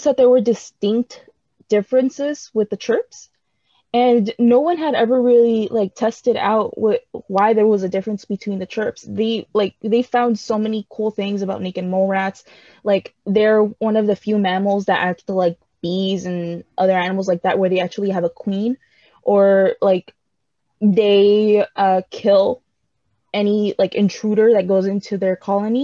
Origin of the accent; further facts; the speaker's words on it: United States; us Americans, we came from Britain